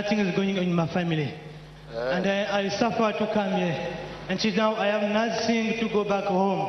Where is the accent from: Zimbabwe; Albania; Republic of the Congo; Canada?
Republic of the Congo; I come from Congo, Republic of Congo.